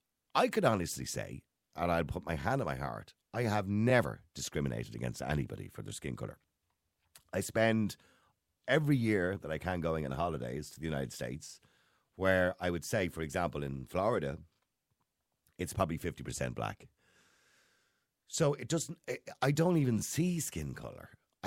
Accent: Bangladesh; English is a second language; now in Ireland; I'm from Bangladesh, and I've been here for 11 years. I came to this country because there were no opportunities in my small town, and many of my friends had travelled to Ireland for a better life.

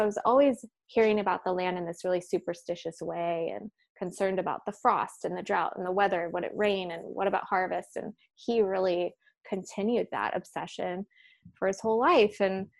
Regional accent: Central Valley of California, United States; growing up in the Central Valley of California, there was really no way to separate for me the experience of growing up there and the land itself. It's so agricultural. It's so much farmland.

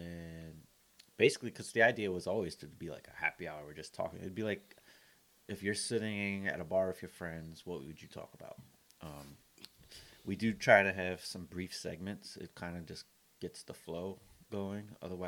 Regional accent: Compton, California, United States; also born or lived in Columbia; it was us growing up in Columbia and Compton, California, straight out of Compton.

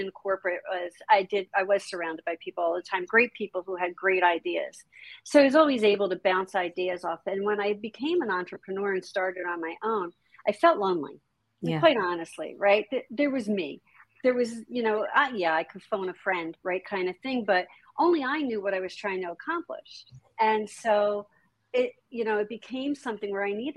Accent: New Jersey, United States; I grew up in Jersey

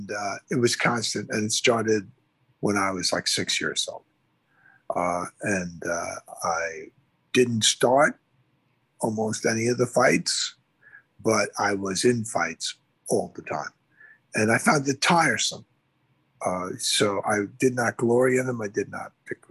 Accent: New York City, New York, United States; I grew up in the Bronx

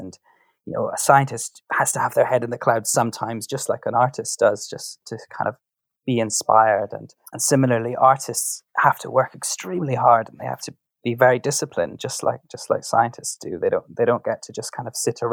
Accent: Scotland, United Kingdom; I come from Scotland

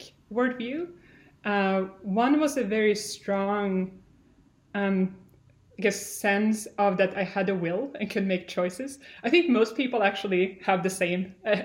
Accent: Sweden; moved away as an adult; also born or lived in California; as I said, I'm from Sweden. I grew up in a pretty typical Swedish family

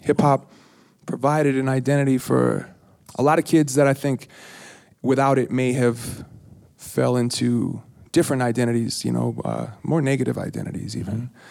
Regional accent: Minneapolis, Minnesota, United States; accent: East Coast; I was from Minneapolis

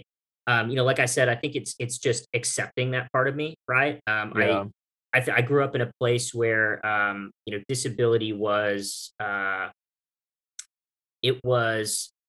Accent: United Arab Emirates; now in United States; I grew up in the United Arab Emirates, and spent 8 years over there, graduated high school over there.

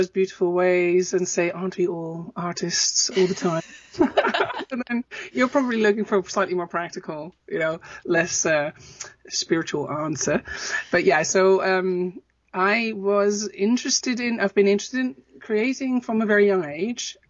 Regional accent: Netherlands; moved away; also born or lived in Amsterdam; I'm from Holland originally

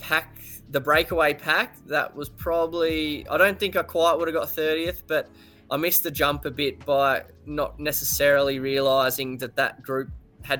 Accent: Australia; being an Aussie

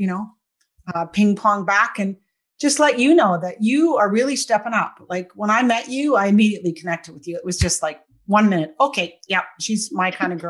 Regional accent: Victoria, British Columbia, Canada; now in Kelowna, Canada; I grew up in Victoria, and now I live in Kelowna

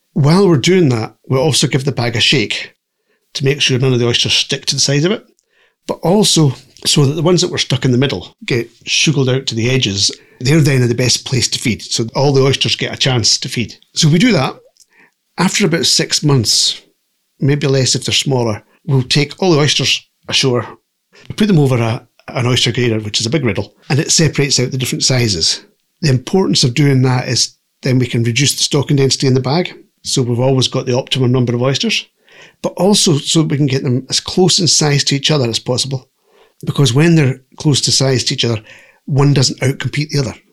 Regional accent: Fort William, Scotland, United Kingdom; moved away as an adult; also born or lived in Glasgow; now in Barra, United Kingdom; I was actually born in Glasgow and I was brought up in Fort William. But my parents were Barra people

